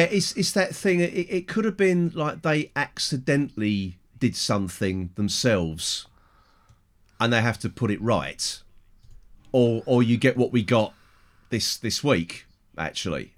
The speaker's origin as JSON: {"language": "English", "region": "England", "country": "United Kingdom", "said": "I'm English, white, middle-aged"}